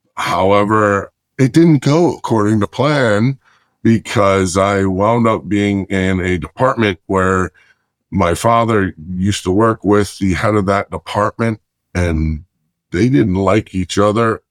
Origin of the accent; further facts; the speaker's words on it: Lancaster County, Pennsylvania, United States; moved away as an adult; also born or lived in Chicago, Illinois / Florida; I'm originally from Chicago, and went to, uh, Pennsylvania and did middle school, high school and college